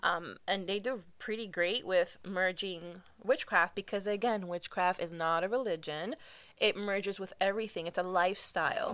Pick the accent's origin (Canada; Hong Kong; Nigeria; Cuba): Cuba; I'm from Cuba